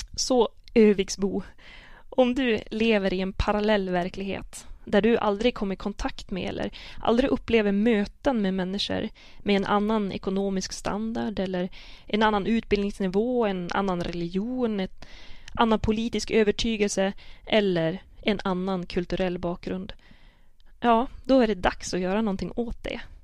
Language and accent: Swedish; Sidensjö, Västernorrland County, Sweden; accent: Sidensjö dialect; jag kan tala sidensjömål med mina kusiner